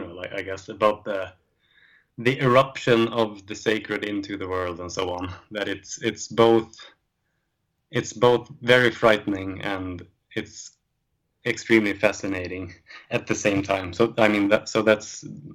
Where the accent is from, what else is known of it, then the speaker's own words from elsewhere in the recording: Sweden; us growing up in Sweden